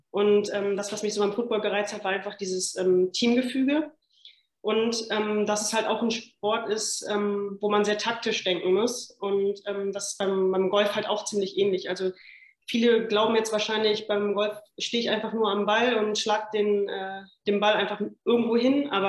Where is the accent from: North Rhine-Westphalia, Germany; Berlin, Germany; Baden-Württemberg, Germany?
North Rhine-Westphalia, Germany; Remscheid; born there; ich bin 31 Jahre, komme gebürtig aus Remscheid